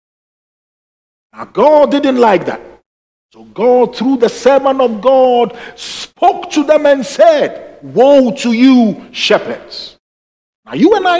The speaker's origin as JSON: {"language": "English", "country": "Ghana", "tie": "born or raised there", "moved": "yes", "said": "when I was growing up in Ghana"}